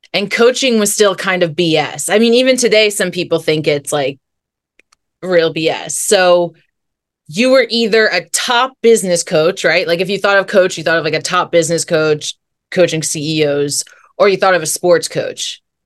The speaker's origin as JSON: {"language": "English", "region": "New Jersey", "country": "United States", "tie": "born or raised there", "also_born_or_lived": "California", "moved": "as an adult", "said": "my journey began in New Jersey. That's where I'm from."}